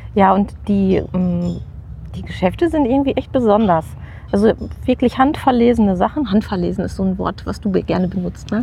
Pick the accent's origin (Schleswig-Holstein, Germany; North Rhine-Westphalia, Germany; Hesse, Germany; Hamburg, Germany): North Rhine-Westphalia, Germany; Witten; Ich komme wiederum aus Witten und habe in der Grundstu Grundschule im, ich glaube, es hieß Sachkundeunterricht mhm. gelernt